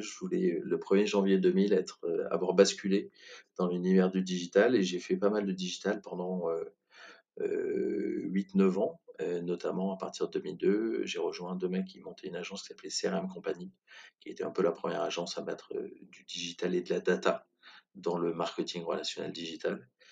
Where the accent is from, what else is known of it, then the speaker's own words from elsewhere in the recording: Brive-la-Gaillarde, Nouvelle-Aquitaine, France; moved away as an adult; also born or lived in Bordeaux / Toulouse; je suis originaire de Brive-la-Gaillarde, où je suis resté jusqu'à 18 ans